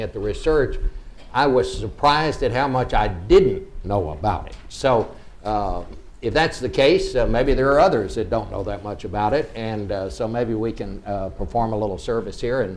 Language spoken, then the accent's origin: English; Fort Worth, Texas, United States; Fort Worth, which is the home of TCU and also my hometown